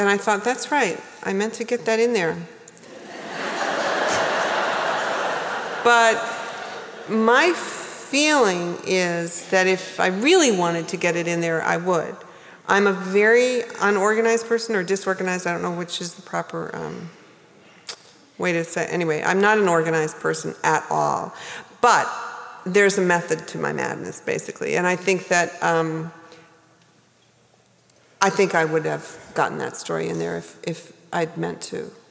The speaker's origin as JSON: {"language": "English", "region": "New England", "country": "United States", "also_born_or_lived": "New Hampshire / Maine", "moved": "as an adult", "lives_now": "New York, United States", "said": "I lived there a long time before I understood that I was from New England"}